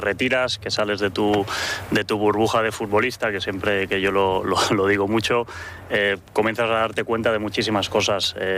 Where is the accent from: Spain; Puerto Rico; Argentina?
Spain; Barcelona, Catalonia; now in Asturias, Spain; yo que soy de Barcelona, vivo en Asturias